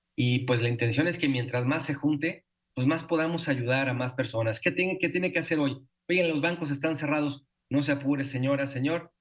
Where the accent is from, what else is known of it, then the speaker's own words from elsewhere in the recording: Mexico; como mexicanos